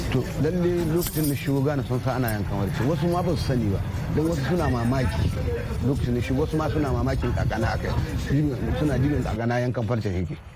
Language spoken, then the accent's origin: Hausa; Niger; moved away; ni dan Nijar ne kuma inda ne manomi na ƙauyen intuwila kuma 'ya'yana guda goma sha shida yau shekara ta 60 da wasu 'yan watanni